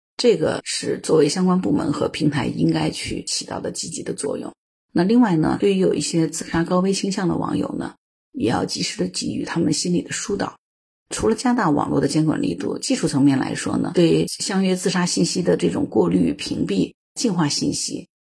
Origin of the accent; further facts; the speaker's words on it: China; 我们中国人